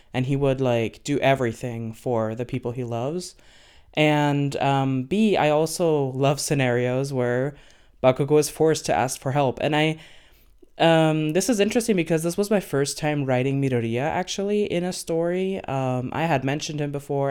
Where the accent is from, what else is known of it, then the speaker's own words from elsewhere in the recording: Venezuela; now in Germany; I am Latina, so I come from Venezuela. Um, I live in Germany these days